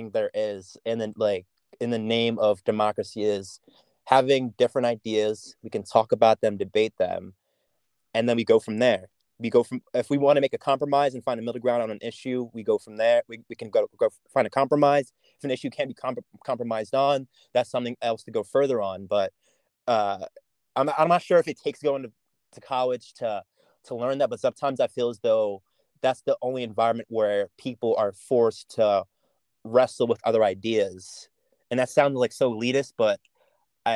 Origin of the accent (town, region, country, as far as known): York, Pennsylvania, United States; born or raised there; accent: American; also born or lived in St. Thomas, Jamaica